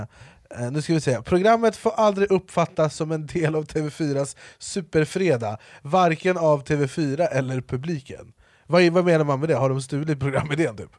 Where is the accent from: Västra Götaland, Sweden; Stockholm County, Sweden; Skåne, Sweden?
Stockholm County, Sweden; Jordbro; jag är uppvuxen i Jordbro